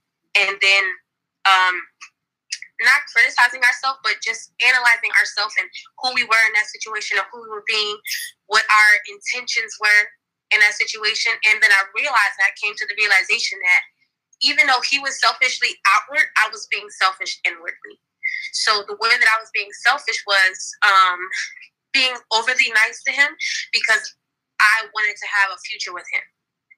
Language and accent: English; Miami, Florida, United States; First of all, I'm actually from Miami, Florida.